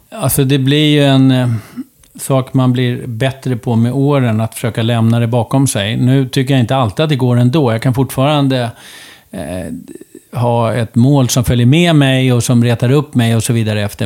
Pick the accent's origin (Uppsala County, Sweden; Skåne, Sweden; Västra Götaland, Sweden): Uppsala County, Sweden; Uppsala; på sjukhuset i Uppsala. Akademiska sjukhuset i Uppsala 1962